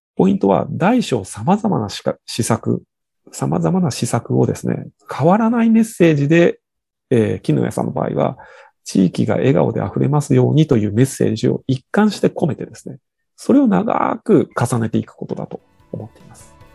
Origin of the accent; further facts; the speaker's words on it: Shimane, Japan; 我々の地元の島根県